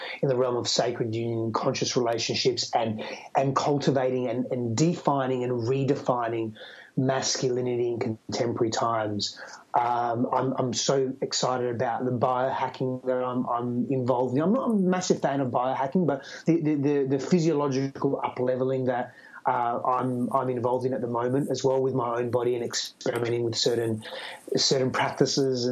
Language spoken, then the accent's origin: English; Australia; accent: Australian; now in United States